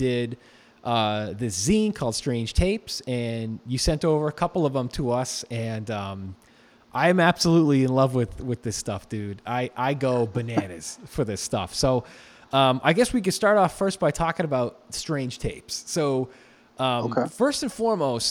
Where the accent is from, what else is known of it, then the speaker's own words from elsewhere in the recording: Massachusetts, United States; I'm from Massachusetts.